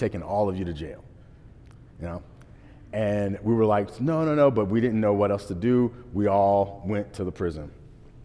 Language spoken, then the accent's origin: English; Portsmouth, Virginia, United States; moved away as an adult; I left my hometown for the second time. I left when I first graduated high school